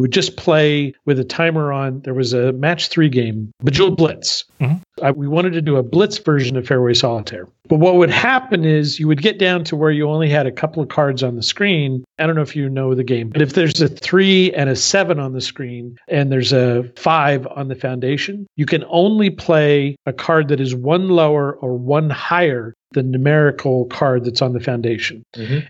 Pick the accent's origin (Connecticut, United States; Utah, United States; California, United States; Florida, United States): California, United States; Southern; moved away as an adult; also born or lived in Paris; now in Berlin, Germany; I grew up in Southern California